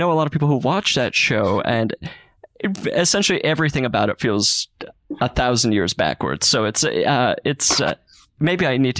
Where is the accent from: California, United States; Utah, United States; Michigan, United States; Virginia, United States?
Utah, United States; I'm from Utah.